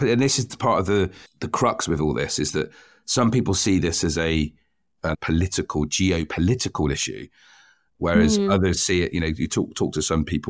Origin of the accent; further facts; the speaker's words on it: United Kingdom; I'm white, I'm British